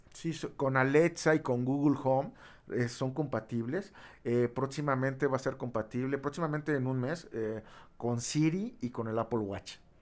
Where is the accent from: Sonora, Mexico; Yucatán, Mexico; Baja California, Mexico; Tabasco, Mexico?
Tabasco, Mexico; yo soy de Tabasco